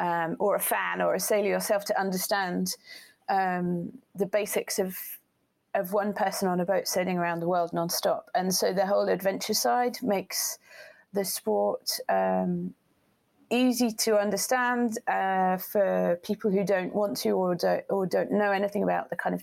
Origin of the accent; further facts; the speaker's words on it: Portsmouth, South East England, United Kingdom; born there; So that's why I was born in Portsmouth, because he was based, he was in the Navy, and he was based in Portsmouth.